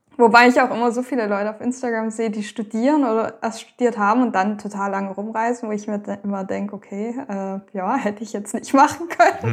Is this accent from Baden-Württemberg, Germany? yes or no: yes; Baden-Württemberg, Germany; also born or lived in Thuringia; now in Lower Franconia, Germany; Ich komme ursprünglich also ganz ursprünglich aus Thüringen, da bin ich geboren, aufgewachsen in Baden-Württemberg und gerade bin ich in Unterfranken bei Würzburg, Schweinfurt